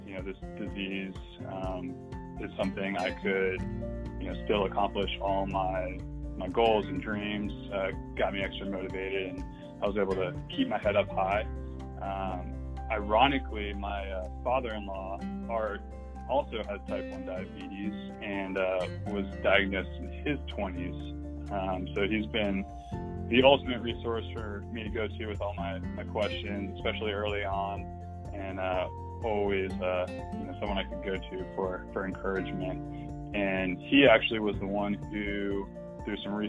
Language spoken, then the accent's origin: English; Atlanta, Georgia, United States; moved away; also born or lived in Texas; I was born and raised in Atlanta, Georgia